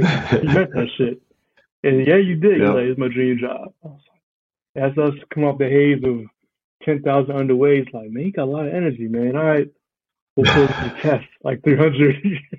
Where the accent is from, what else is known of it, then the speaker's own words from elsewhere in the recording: Brooklyn, New York, United States; also born or lived in England / Guyana; So I was born in New York, born in Brooklyn. Spent the first, my life in New York.